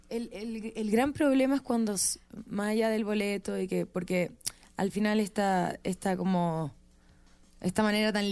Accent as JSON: {"language": "Spanish", "town": "Viña del Mar", "region": "Valparaíso", "country": "Chile", "said": "Sí, soy de Viña."}